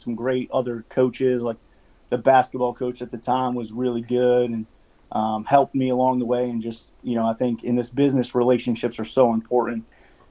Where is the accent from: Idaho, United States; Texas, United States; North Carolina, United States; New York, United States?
New York, United States; just west of Albany; moved away; also born or lived in Vermont; I grew up in New York, just west of Albany